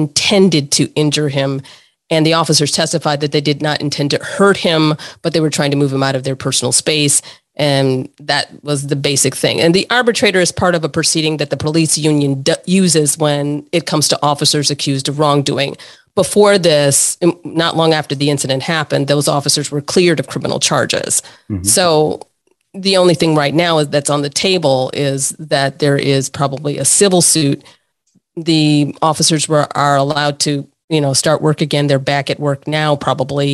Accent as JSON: {"language": "English", "town": "Buffalo", "region": "New York", "country": "United States", "tie": "born or raised there", "said": "Buffalo is my hometown, so I grew up there"}